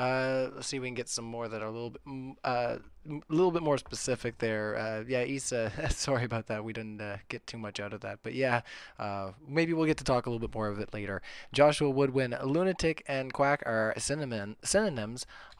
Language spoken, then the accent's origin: English; Canada; I'm hyper polite. I'm Canadian.